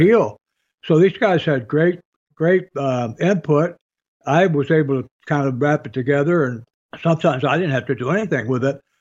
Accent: Michigan, United States; moved away as an adult; I grew up in Michigan, you know, and I walked to school in seventh and eighth grade in the snow.

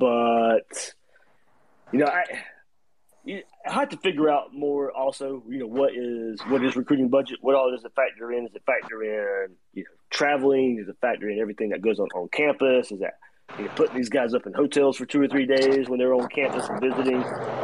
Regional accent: Waycross, Georgia, United States; moved away; Like I said, I grew up in Georgia, but I grew up in Georgia in the 90s

